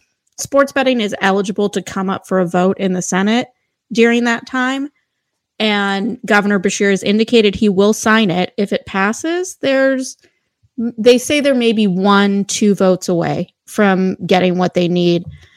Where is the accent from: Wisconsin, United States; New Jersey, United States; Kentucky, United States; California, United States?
Kentucky, United States; One state you didn't mention is my home state, Kentucky.